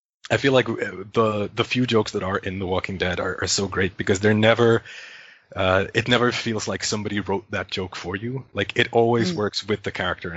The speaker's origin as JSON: {"language": "English", "country": "Finland", "said": "I am from Finland"}